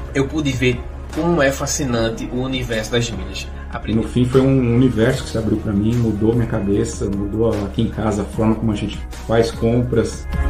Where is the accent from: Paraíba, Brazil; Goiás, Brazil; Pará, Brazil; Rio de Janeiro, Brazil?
Goiás, Brazil; now in Cuiabá, Brazil; eu sou goiano